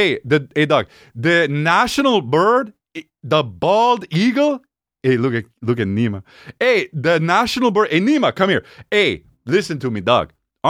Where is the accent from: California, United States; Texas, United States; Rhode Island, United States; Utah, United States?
Texas, United States; I'm from Texas. Yeah, Longhorns, man.